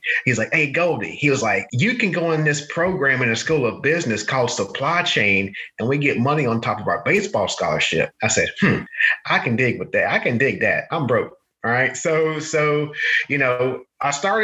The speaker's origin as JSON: {"language": "English", "region": "North Carolina", "country": "United States", "tie": "born or raised there", "said": "I'm a country boy from the sticks in North Carolina, right? You know, yes, my father was a plant manager in North Carolina, so I kind of grew up, you know, on the manufacturing floor"}